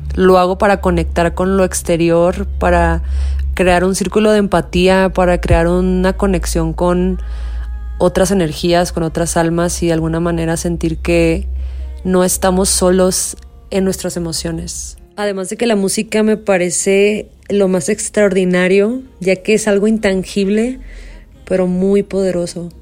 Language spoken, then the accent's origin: Spanish; Tijuana, Baja California, Mexico; soy mexicana, norteña, fronteriza, originaria de la ciudad de Tijuana